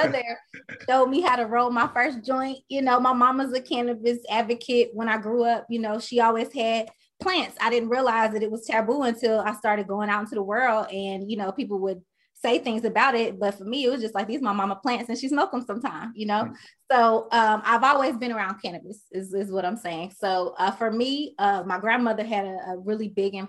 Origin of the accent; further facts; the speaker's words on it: Charlotte, North Carolina, United States; moved away as an adult; now in Los Angeles, United States; I'm from Charlotte, North Carolina. I've been in LA since